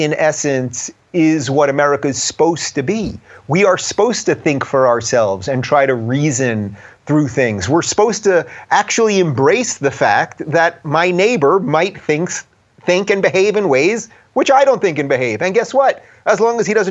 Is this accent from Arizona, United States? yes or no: no; New York, United States; my home state of New York